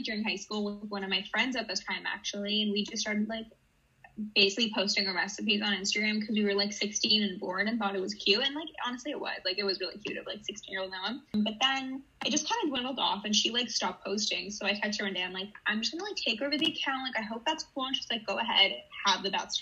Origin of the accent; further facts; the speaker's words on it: Toronto, Ontario, Canada; also born or lived in Israel; I am from Toronto, originally from Israel, though. I moved when I was a kid